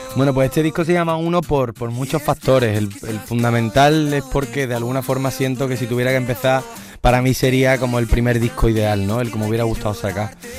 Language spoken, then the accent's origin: Spanish; Seville, Andalusia, Spain; un color muy vinculado a, mis raíces, a cómo yo soy y al sitio de donde vengo